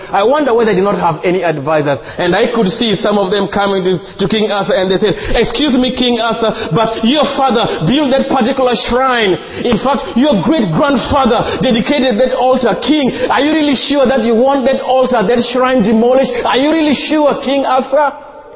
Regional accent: Uganda; I come from Uganda

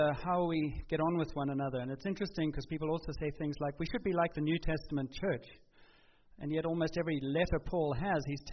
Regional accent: South Africa; moved away; We grew up in South Africa

